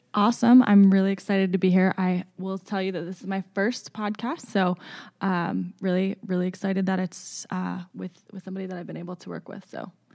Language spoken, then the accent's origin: English; Baltimore, Maryland, United States; moved away as an adult; now in Lawrence, United States; born and raised in the Baltimore area in, in Maryland